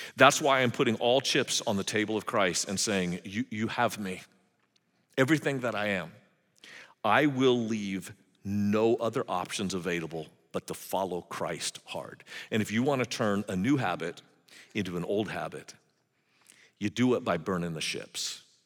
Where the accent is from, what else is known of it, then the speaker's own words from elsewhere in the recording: California, United States; I grew up in California in the seventies